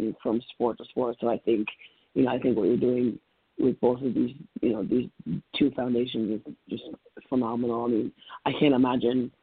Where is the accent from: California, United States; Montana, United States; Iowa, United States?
Iowa, United States; down here in the States where I'm from Iowa